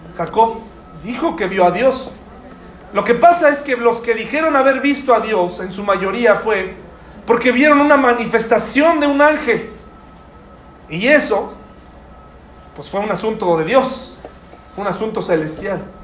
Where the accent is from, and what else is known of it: Mexico